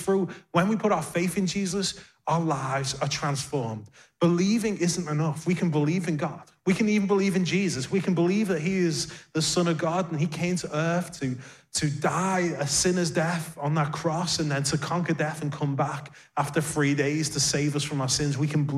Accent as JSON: {"language": "English", "town": "Liverpool", "region": "North West England", "country": "United Kingdom", "tie": "born or raised there", "moved": "as an adult", "lives_now": "London, United Kingdom", "said": "we were youth pastors at a great church in my hometown of Liverpool"}